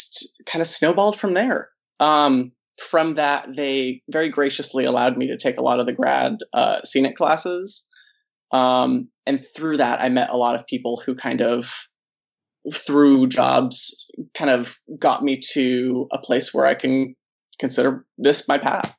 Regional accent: Castro Valley, California, United States; moved away as an adult; also born or lived in Irvine, California; now in Los Angeles, United States; I am from the Bay Area, specific to the East Bay. So Oakland adjacent. It's way easier to tell people that I'm from Oakland

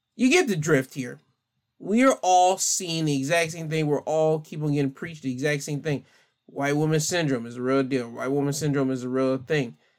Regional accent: United States; us as American civilians

